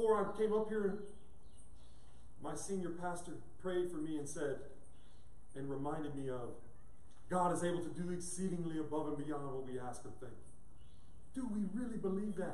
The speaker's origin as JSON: {"language": "English", "town": "Madison", "region": "Wisconsin", "country": "United States", "tie": "born or raised there", "said": "I grew up in Madison, Wisconsin, on the east side of Madison, Wisconsin"}